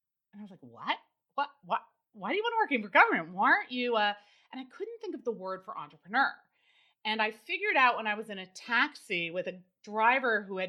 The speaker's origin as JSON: {"language": "English", "town": "Newton", "region": "Massachusetts", "country": "United States", "tie": "born or raised there", "said": "So my background, I grew up in Newton, Mass."}